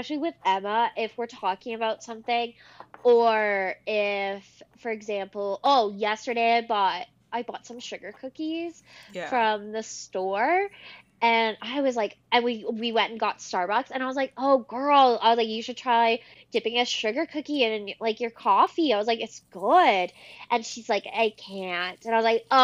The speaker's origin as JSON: {"language": "English", "country": "Canada", "said": "as a Canadian"}